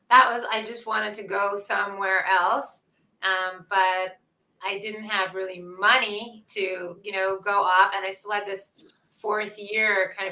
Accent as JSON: {"language": "English", "town": "Ottawa", "region": "Ontario", "country": "Canada", "also_born_or_lived": "Winnipeg / Vancouver", "moved": "yes", "lives_now": "Israel", "said": "I'm from Ottawa originally"}